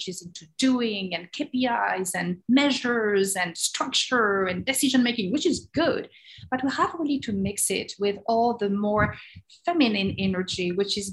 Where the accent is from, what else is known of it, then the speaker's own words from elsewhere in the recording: France; moved away as an adult; now in United States; being French, but wanting to discover the world. And I was fascinated by the US. I was 5 years old and I say, one day I will go to America.